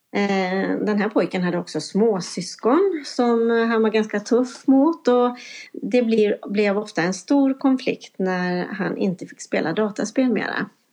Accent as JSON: {"language": "Swedish", "town": "Vårgårda", "region": "Västra Götaland", "country": "Sweden", "tie": "born or raised there", "said": "det är min hemkommun som jag har varit ifrån och jobbat i en annan kommun under en period. Men nu är jag tillbaka."}